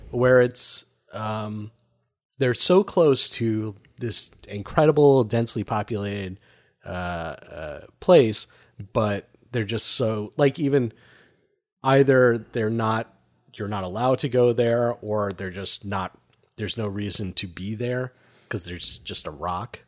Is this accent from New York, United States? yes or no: yes; Long Island, New York, United States; I grew up on Long Island.